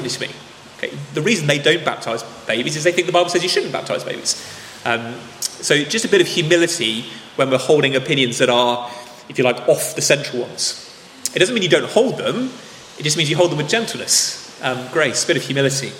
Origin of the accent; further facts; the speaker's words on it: England, United Kingdom; we're English